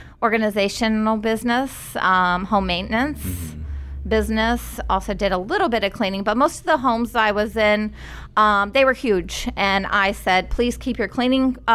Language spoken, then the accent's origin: English; Tampa, Florida, United States; I was born in Tampa